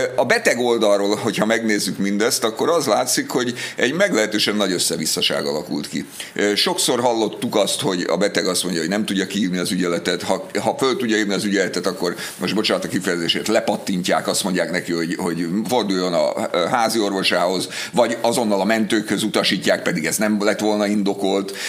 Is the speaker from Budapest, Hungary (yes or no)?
yes; Budapest, Hungary; az én gyerekkoromban, ugye én Budapesten laktam